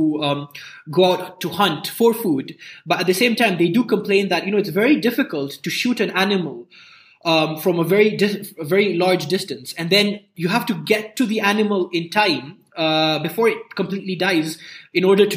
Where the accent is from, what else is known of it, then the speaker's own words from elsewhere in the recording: Nairobi, Kenya; I grew up in Nairobi. I grew up near Nairobi National Park.